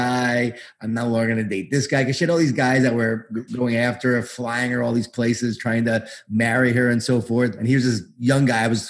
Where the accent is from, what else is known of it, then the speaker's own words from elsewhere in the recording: Smithtown, New York, United States; moved away as an adult; also born or lived in Atlanta, Georgia; I grew up in Long Island, in Smithtown, Long Island